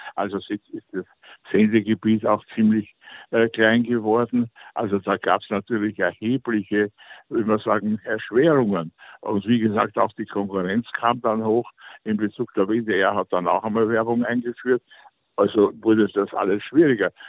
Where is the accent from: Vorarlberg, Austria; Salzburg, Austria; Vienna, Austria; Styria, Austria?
Vienna, Austria; moved away as an adult; also born or lived in Luxembourg; ich war nach dem Krieg äh, als Wiener Kind